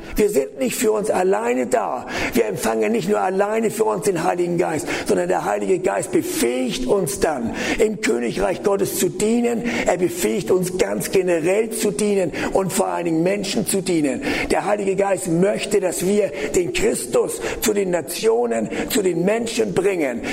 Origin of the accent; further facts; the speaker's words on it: the North, Northern Germany, Germany; ich komme ja aus dem Norden